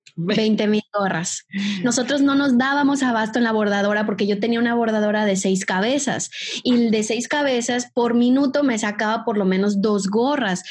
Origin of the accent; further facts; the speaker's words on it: Mexico; accent: Mexican; moved away as an adult; also born or lived in Brazil; soy mexicana, por si todavía no me escuchan el acento